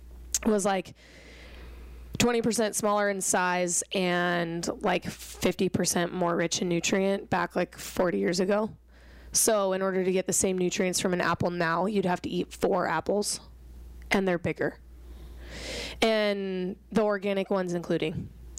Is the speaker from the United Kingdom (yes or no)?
no; Norway; Hey, I want to go. I'm from Norway. I've got pride.